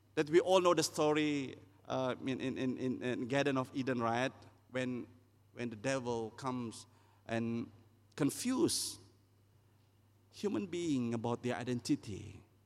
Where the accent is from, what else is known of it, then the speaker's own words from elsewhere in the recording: East Malaysia, Malaysia; I'm from East Malaysia.